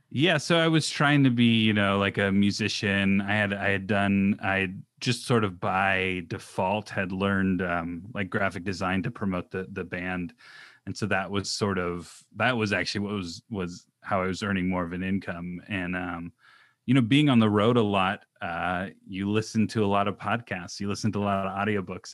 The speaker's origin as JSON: {"language": "English", "area": "Orange County", "region": "California", "country": "United States", "tie": "born or raised there", "also_born_or_lived": "Pacific Northwest", "said": "I grew up in Orange County"}